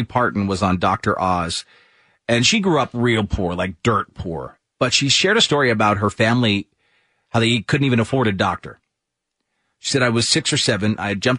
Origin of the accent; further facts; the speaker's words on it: Ireland; moved away; growing up in Ireland